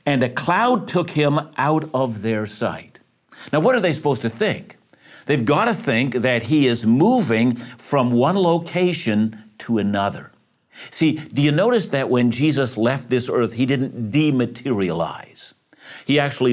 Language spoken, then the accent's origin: English; Vancouver, British Columbia, Canada; I'm from Greater Vancouver